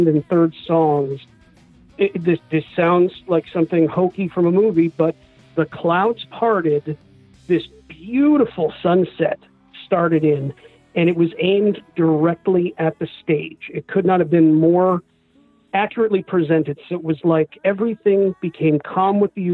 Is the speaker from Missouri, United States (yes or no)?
yes; Independence, Missouri, United States; also born or lived in Kansas City area; I am from Independence, Missouri